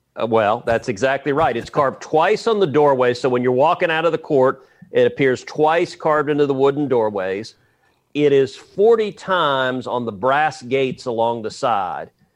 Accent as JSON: {"language": "English", "region": "Texas", "country": "United States", "said": "I'm a Texan"}